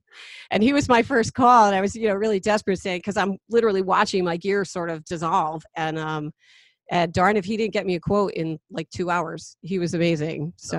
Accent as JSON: {"language": "English", "region": "New Jersey", "country": "United States", "also_born_or_lived": "Pine Bush, New York", "moved": "yes", "said": "I went to Pine Bush High School, which is, you know, about 20 miles west of here. And I'm a transplant from New Jersey"}